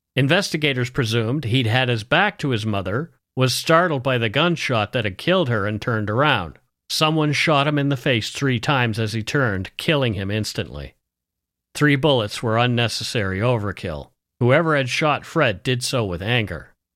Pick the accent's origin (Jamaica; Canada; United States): Canada; We are ordinary Canadian schmucks